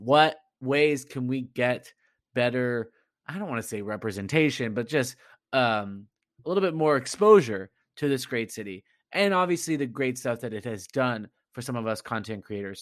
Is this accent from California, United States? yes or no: yes; Southern California, United States; moved away as an adult; also born or lived in Providence / Woburn; now in Somerville, United States; growing up in Southern California